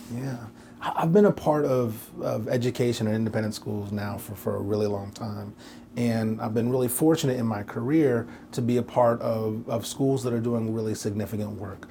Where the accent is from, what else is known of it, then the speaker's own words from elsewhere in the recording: Portland, Oregon, United States; also born or lived in New York; now in Nashville, United States; as a kid, I grew up in Portland, Oregon